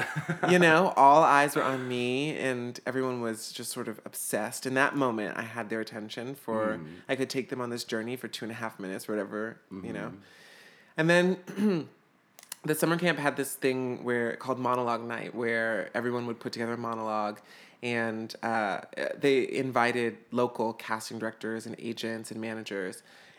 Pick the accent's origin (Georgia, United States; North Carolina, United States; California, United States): Georgia, United States; Atlanta; I'm from Atlanta, Georgia, down south. Which is actually where we filmed the movie as well. So I grew up there, this sort of like Southern belle, you know?